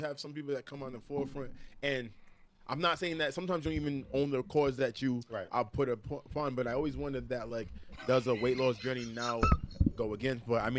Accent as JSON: {"language": "English", "town": "Providence", "region": "Rhode Island", "country": "United States"}